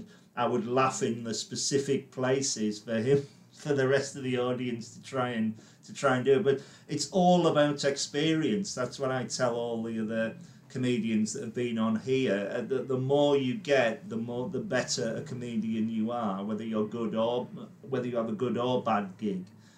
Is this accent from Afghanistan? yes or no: no; Carlisle, North West England, United Kingdom; now in London, United Kingdom; I came down to London from Carlisle in 1992